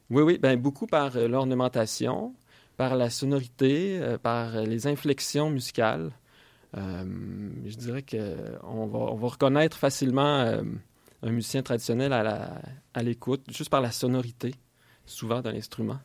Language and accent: French; Quebec, Canada; en grandissant au Québec